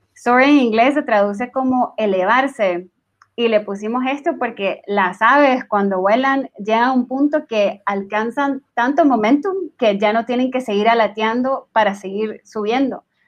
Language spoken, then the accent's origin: Spanish; Nicaragua; now in Guatemala; soy originaria de Nicaragua, pero trabajo en Guatemala